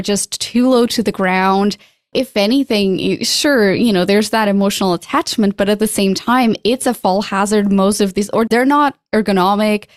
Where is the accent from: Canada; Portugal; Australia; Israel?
Portugal; moved away; I'm from Portugal